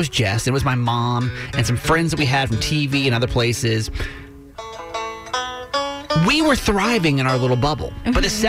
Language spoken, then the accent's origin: English; Georgia, United States; I'm from Georgia. So being around a bunch of cows, not atypical for me